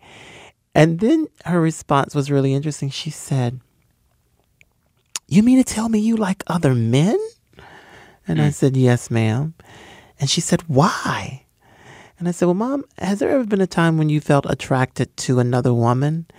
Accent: Hickory, North Carolina, United States; I'm the first African-American born in my little hometown to receive a PhD, and my hometown celebrated that accomplishment

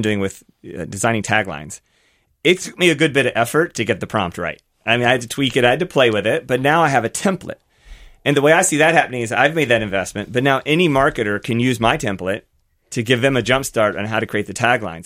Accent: Versailles, Kentucky, United States; my hometown. So mine's called Versailles, Kentucky, very small town

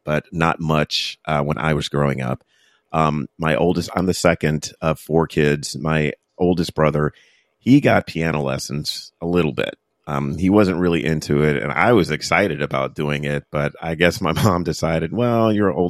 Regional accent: Fayetteville, North Carolina, United States; when I was growing up in Fayetteville, North Carolina

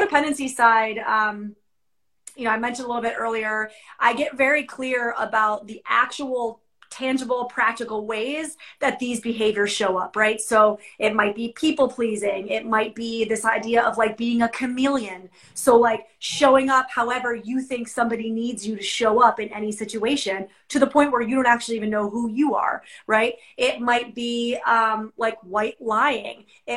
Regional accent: New York, United States; I'm a New Yorker

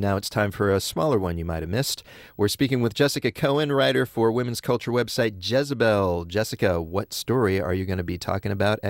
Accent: California, United States; as a Californian

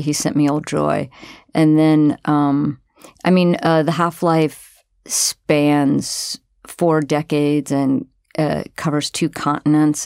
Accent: Florida, United States; also born or lived in New York City; now in Oregon, United States; I'm from Florida and I've lived for thirty years in New York City

